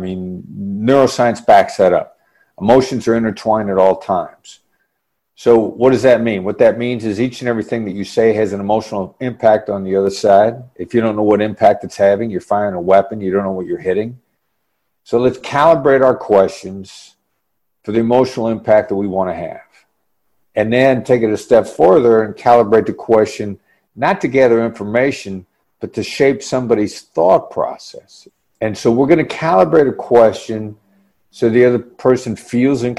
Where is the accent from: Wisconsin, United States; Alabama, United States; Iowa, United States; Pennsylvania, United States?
Iowa, United States; I grew up in Iowa